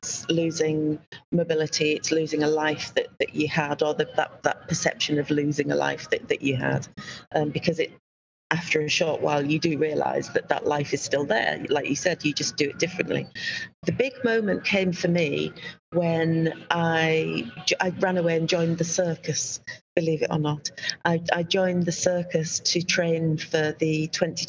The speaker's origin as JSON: {"language": "English", "region": "Yorkshire and the Humber", "country": "United Kingdom", "accent": "Yorkshire", "said": "I speak them in my unique Yorkshire accent"}